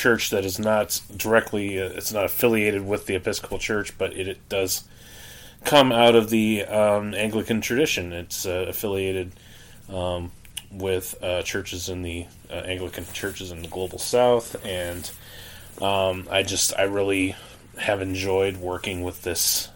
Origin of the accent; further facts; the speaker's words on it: Canada; now in United States; I grew up actually in Canada. I didn't grow up here in the States, but I grew up in Canada